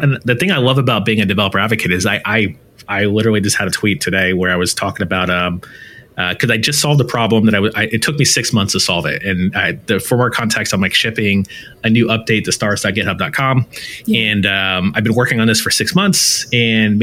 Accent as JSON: {"language": "English", "country": "United States", "tie": "born or raised there", "said": "I'm American born here"}